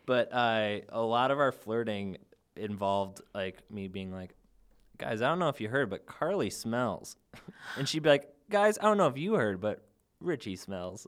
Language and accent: English; Chicago, Illinois, United States; I'm from the South Suburbs of Chicago